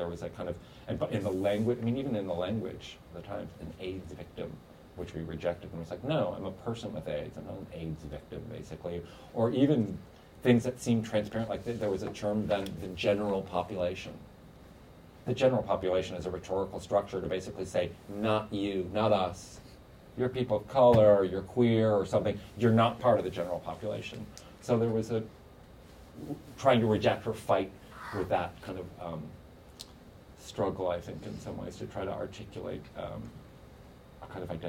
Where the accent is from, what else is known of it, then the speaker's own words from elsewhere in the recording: New York, United States; as a New Yorker, I could speak about HIV in New York